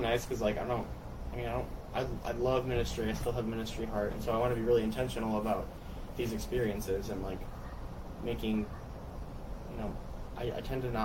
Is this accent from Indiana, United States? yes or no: yes; Indiana, United States; I'm you know from Indiana